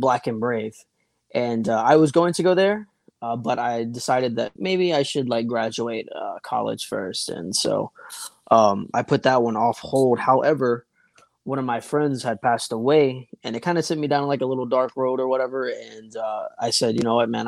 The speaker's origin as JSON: {"language": "English", "town": "Jackson", "region": "Tennessee", "country": "United States", "tie": "born or raised there", "said": "I grew up in Tennessee. Right in between Nashville and Memphis, a little town called Jackson"}